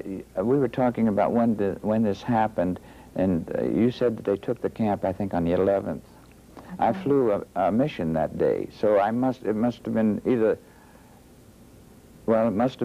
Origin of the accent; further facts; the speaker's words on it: Youngstown, Ohio, United States; I was born in Youngstown, Ohio, northeast Ohio here